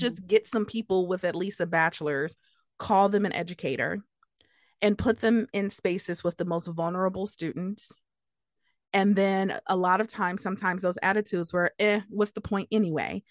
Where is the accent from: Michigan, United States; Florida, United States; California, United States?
Michigan, United States; Detroit; growing up in Detroit